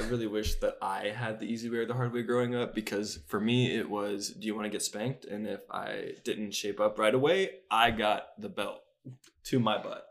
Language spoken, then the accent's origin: English; Charlotte, North Carolina, United States; I'm also from Charlotte